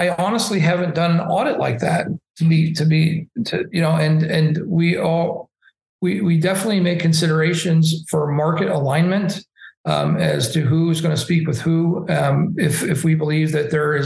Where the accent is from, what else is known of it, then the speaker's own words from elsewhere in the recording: Indianapolis, Indiana, United States; I'm from Indianapolis and we have the Indy 500